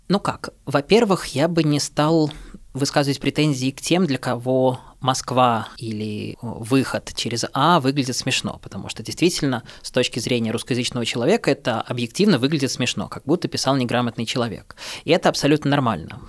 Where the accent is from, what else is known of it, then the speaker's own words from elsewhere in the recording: Minsk, Belarus; first language Russian; now in Russia; я сам родом из Минска. Не уверен, что это слышно по моей речи, хотя несколько аспектов, отличающих мою речь от московской речи, есть